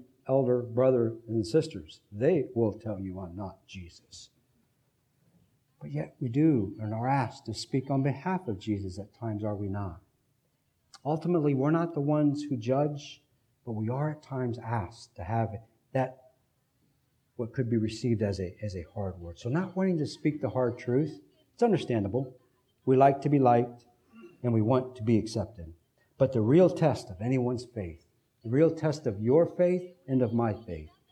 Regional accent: United States; as American Christians, we have an interesting flavor of Christianity

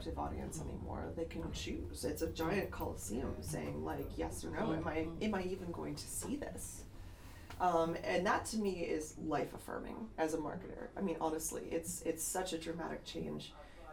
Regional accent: United States; I'm American

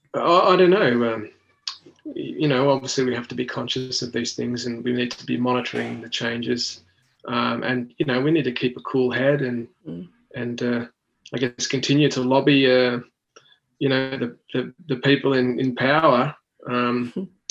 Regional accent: Australia

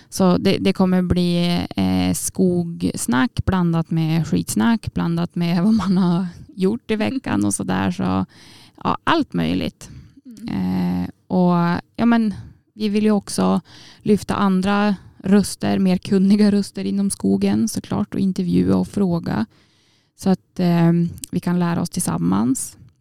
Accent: Jämtland, Sweden; moved away as an adult; now in Umeå, Sweden; år från eh, Åredalen, Jämtland

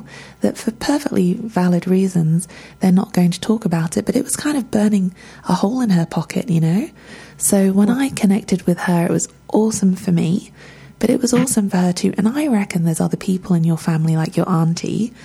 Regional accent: England, United Kingdom; I don't speak the language. I'm English

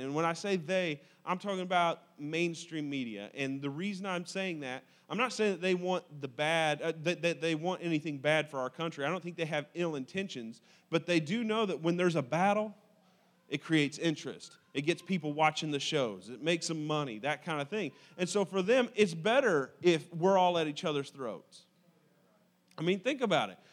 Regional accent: United States; I am an American by accident of birth

